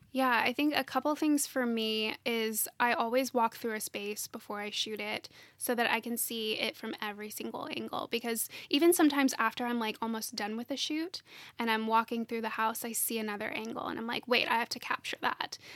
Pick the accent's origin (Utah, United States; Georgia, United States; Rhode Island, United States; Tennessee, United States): Tennessee, United States; Nashville; I'm, I'm from Nashville originally, and my husband and I live here together.